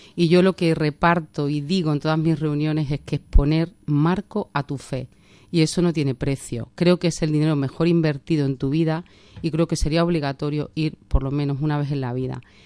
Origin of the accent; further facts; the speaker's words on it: Trujillo, Extremadura, Spain; moved away as an adult; also born or lived in Cáceres; now in Madrid, Spain; soy de Trujillo, eh, mi familia es de Trujillo